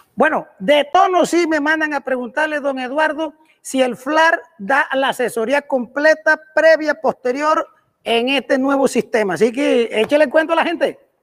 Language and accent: Spanish; Los Santos, Panama; En Los Santos, mi tierra querida